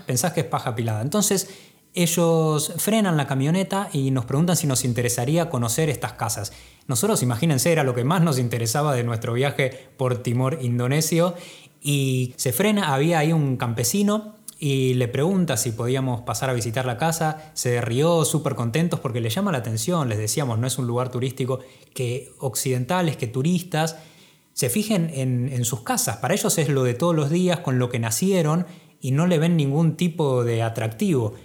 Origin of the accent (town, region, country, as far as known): Argentina